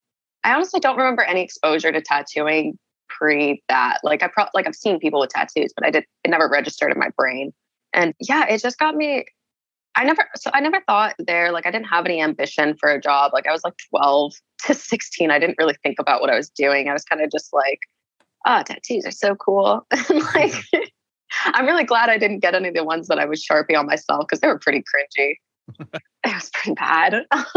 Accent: London, United Kingdom; born there; No, I was born in London.

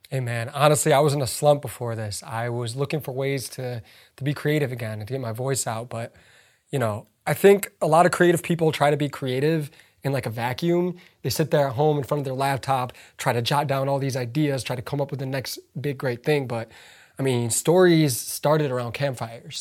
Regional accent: United States; English is a second language; growing up in the United States

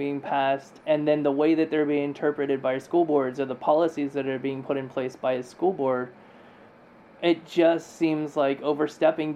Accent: California, United States; moved away; I'm from California

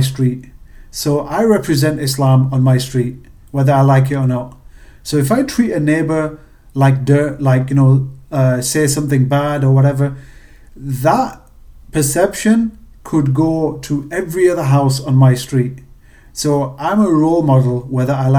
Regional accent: England, United Kingdom; accent: British; moved away as an adult; also born or lived in Pakistan (ancestry); now in United States; with being British and moving to America, my accent was definitely a conversation starter

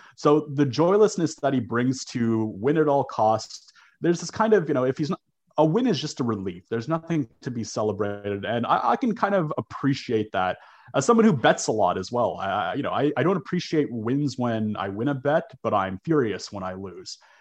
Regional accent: Toronto, Ontario, Canada; born or raised there

